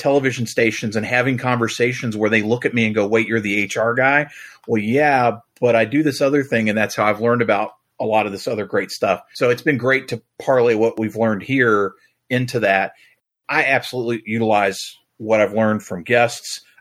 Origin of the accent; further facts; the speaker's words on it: Kentucky, United States; growing up in Kentucky